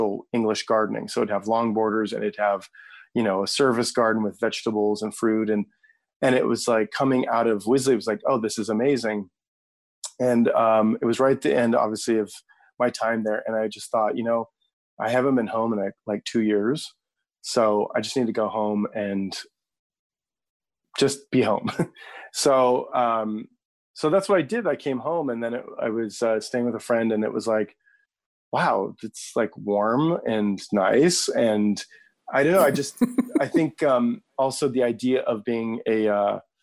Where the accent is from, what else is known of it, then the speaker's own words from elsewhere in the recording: United States; as an American